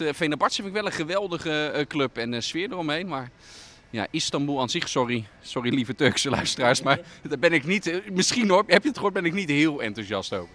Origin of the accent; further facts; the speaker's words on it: Netherlands; ben ik toch een Hollander